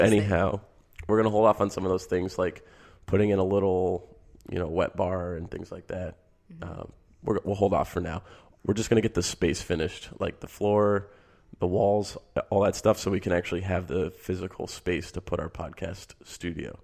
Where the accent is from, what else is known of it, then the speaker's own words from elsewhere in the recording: Michigan, United States; I grew up in Michigan